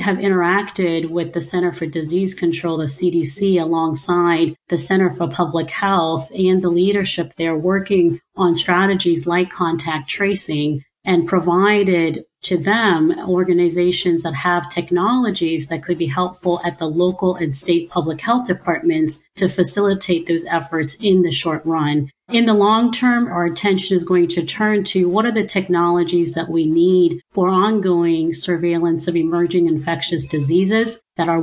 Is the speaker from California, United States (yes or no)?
no; Ohio, United States; born or raised there; also born or lived in Nigeria